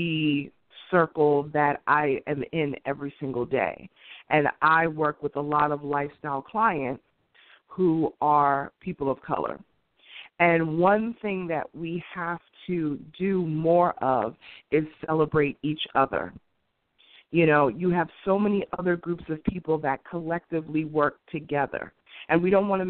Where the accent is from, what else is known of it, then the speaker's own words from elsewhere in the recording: New York City, New York, United States; where I grew up in Queens